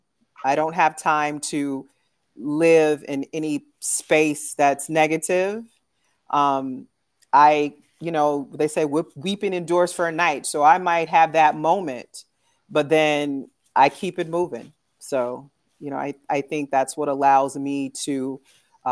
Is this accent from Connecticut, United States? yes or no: no; San Francisco, California, United States; moved away as an adult; also born or lived in Dallas, Texas; now in New Haven, United States; I'm actually originally from San Francisco, California